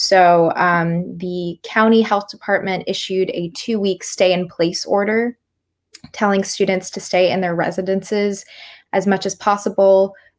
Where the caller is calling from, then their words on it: Ann Arbor, Michigan, United States; Yeah, so I'm calling from Ann Arbor, University of Michigan.